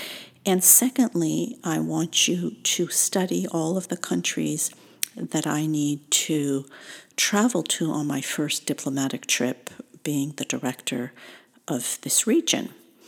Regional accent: Tunisia; born there; I was born in Tunisia in North Africa, small country sandwiched between Algeria and Libya.

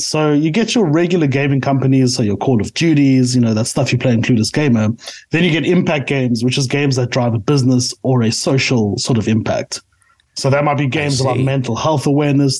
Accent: South Africa; I am a South African through and through

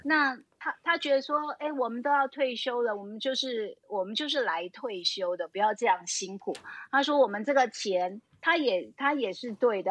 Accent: Taipei, Taiwan; moved away as an adult; now in Taitung, Taiwan; 我们是，就是土生，土长的台北人

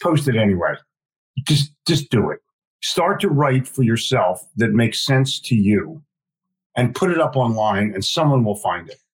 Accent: Philadelphia, Pennsylvania, United States; also born or lived in New York City; now in Charlotte, United States; I grew up in Philadelphia

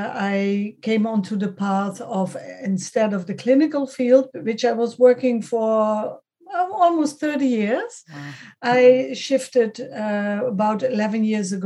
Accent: Netherlands; also born or lived in Switzerland; I was born in the Netherlands, brought up, but I'm from double nationality, German and Dutch

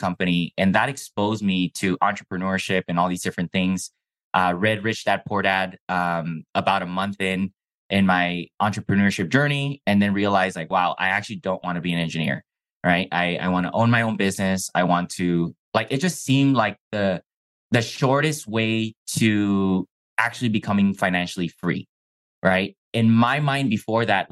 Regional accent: Baja California, Mexico; first language Chinese; English is a second language; also born or lived in Calexico, California; I was living in Mexico, but my parents decided to sacrifice and pay for private school in the U.S. because we were in a border town

